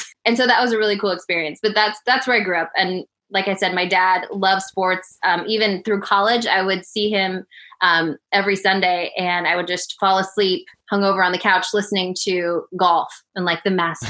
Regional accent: Denver, Colorado, United States; moved away as an adult; also born or lived in Seattle, Washington / Birmingham, Alabama / Portland, Oregon; I grew up in Denver, Colorado. I did go to the University of Colorado with the Buffaloes.

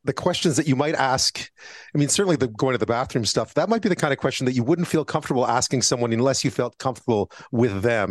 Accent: Montreal, Quebec, Canada; I grew up in Montreal

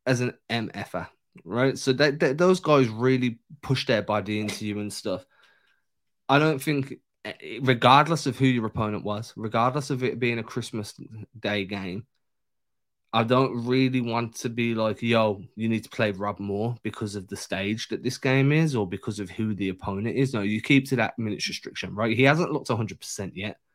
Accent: England, United Kingdom; I'm English

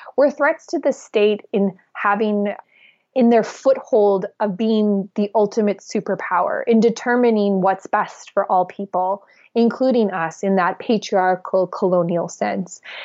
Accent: Alberta tar sands, Canada; I come from the Alberta tar sands, where we have seen the destruction

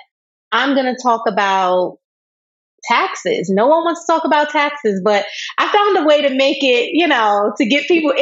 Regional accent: New York, United States; I'm from New York

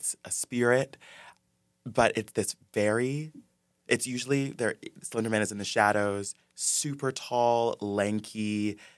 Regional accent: Ypsilanti, Michigan, United States; moved away; I grew up in Michigan, Hicktown, Michigan

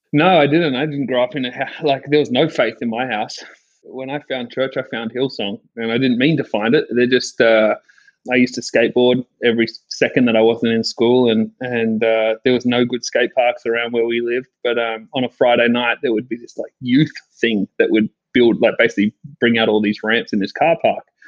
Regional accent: Sydney, New South Wales, Australia; I grew up in Sydney um, at Bondi in Bondi Beach

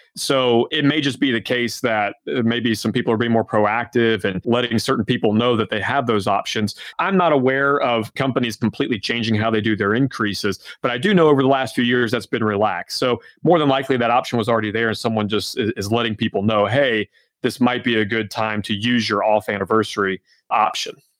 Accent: Georgia, United States; now in Omaha, United States; I'm originally from Georgia, my wife's from Alabama. We live right in the middle of the country in Omaha

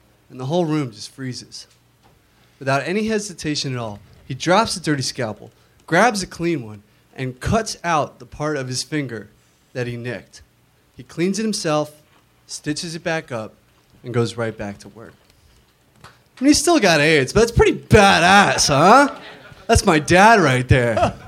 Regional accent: Florida, United States

